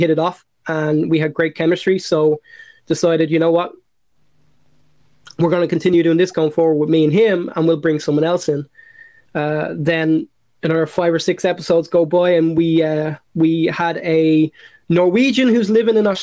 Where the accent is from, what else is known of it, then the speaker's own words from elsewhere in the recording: Ireland; now in United States; growing up in Ireland